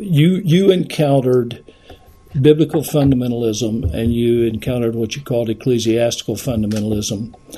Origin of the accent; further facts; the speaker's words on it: the South, United States; I grew up in the South as well